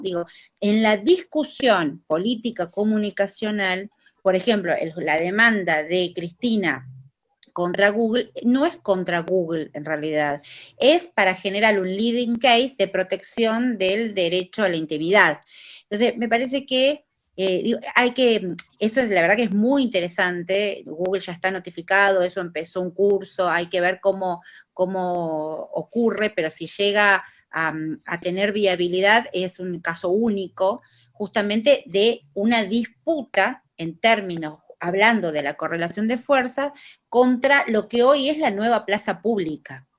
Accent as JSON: {"language": "Spanish", "region": "Tucumán", "country": "Argentina", "accent": "tucumano", "said": "Hablo en tucumano yo, porque soy tucumana"}